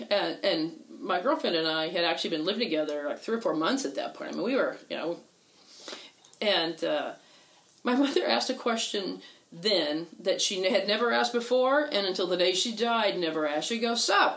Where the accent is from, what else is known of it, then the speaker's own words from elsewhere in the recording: Houston, Texas, United States; I grew up in Houston